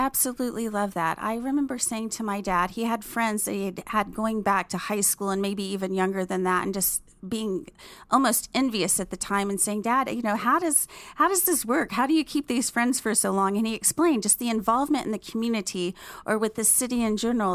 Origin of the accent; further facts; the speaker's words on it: Fort Worth, Texas, United States; moved away as an adult; now in Dallas, United States; I am a native of Fort Worth